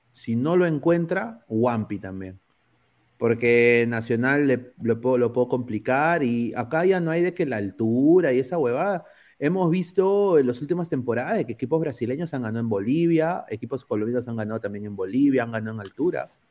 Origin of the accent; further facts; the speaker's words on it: Peru; now in United States; como peruano